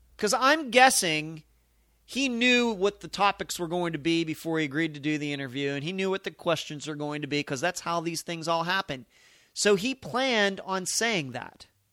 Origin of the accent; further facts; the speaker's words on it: United States; we as American citizens